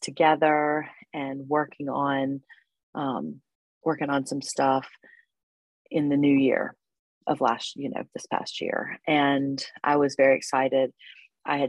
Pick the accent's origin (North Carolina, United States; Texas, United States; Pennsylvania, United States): North Carolina, United States; High Point; I was born and raised in High Point, North Carolina. I live in the Piedmont. I still live here